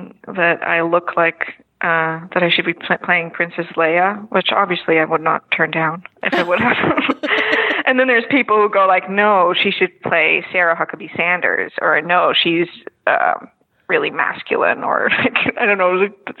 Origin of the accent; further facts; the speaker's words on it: Netherlands; English is a second language; I'm from Holland, so this is all fake, you know, all the American stuff is fake.